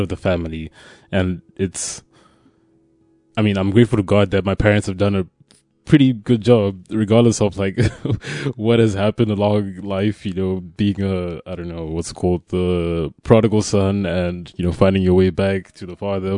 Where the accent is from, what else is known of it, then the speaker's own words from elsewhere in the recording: Zimbabwe; moved away as an adult; now in Poland; I'm from Zimbabwe, uh, and I came to Poland to study initially.